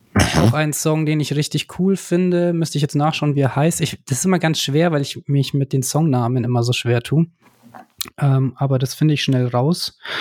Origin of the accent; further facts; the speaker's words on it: Ammersee, Bavaria, Germany; also born or lived in Nuremberg; wir sind ja ursprünglich aus Nürnberg, beziehungsweise ich sogar vom Ammersee. Ich wohne jetzt auch hier in der Gegend eben.